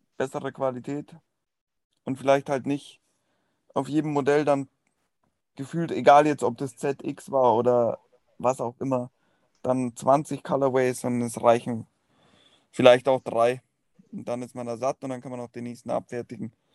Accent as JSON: {"language": "German", "town": "Munich", "region": "Bavaria", "country": "Germany", "said": "Sage ich jetzt auch als Münchner"}